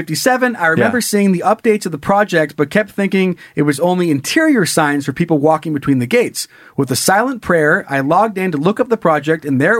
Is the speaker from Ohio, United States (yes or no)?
no; Sun Valley, Idaho, United States; my hometown of Sun Valley, Idaho